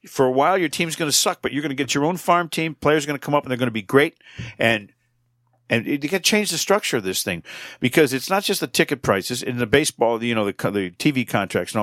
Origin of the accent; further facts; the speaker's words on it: Manchester, Connecticut, United States; my hometown of Manchester, Connecticut